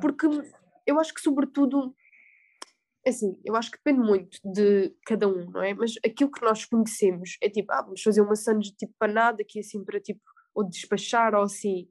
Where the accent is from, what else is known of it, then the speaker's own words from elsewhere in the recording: Algarve, Portugal; moved away as an adult; also born or lived in Salzburg, Austria; sou do Algarve